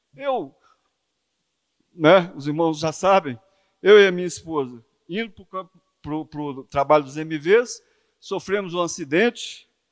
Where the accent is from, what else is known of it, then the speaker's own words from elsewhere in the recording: Belo Horizonte, Minas Gerais, Brazil; moved away; quando eu era jovem em Belo Horizonte, passando na Praça 7